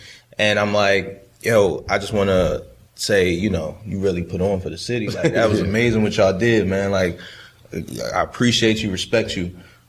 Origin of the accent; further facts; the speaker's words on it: Baltimore, Maryland, United States; like I said, I grew up in Baltimore, that purple and black, you know.